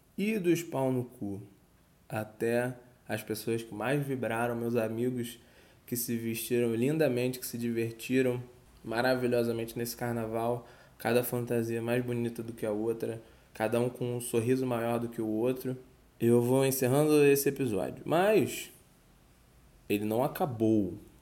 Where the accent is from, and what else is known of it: Rio de Janeiro, Brazil